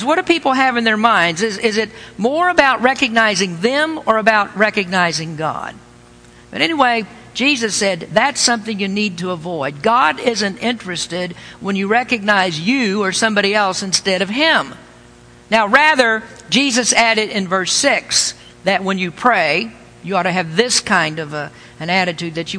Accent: the Bible Belt, United States; I was raised in the Bible Belt.

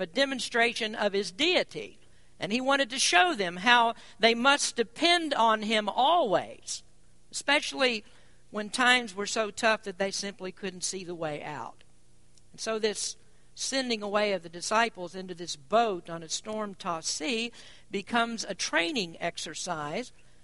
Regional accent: Kentucky, United States; I'm from Kentucky

